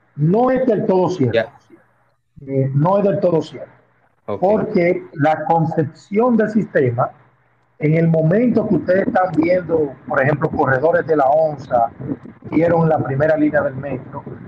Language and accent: Spanish; Dominican Republic; aunque soy muy dominicano, el apellido tiene raíces italianas